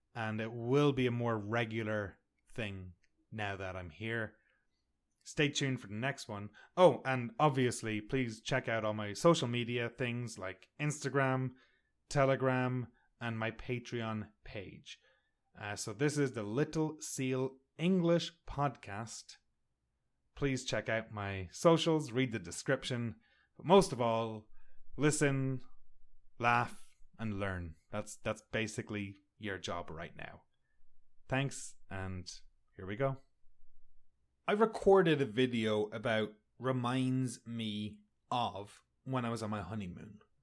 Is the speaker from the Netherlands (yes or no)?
no; Sligo, Ireland; moved away as an adult; also born or lived in Connecticut; now in Canada; I'm from Ireland. I grew up in the rain.